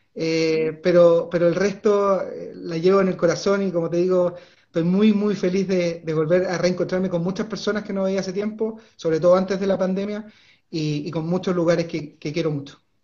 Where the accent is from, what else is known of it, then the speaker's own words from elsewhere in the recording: Aysén, Chile; moved away as an adult; llegué a la región de Aysén cuando tenía 12 años. Eh, mi papá era funcionario público, nos vinimos a, vivir acá como familia